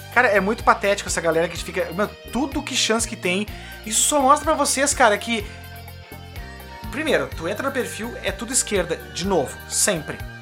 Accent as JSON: {"language": "Portuguese", "country": "Brazil", "moved": "yes", "lives_now": "Rio Grande do Sul, Brazil", "said": "Eu sou brasileiro"}